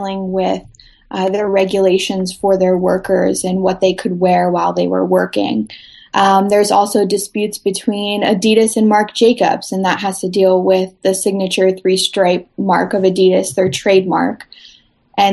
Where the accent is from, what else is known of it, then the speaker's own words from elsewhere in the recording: Youngstown, Ohio, United States; I'm from Youngstown, Ohio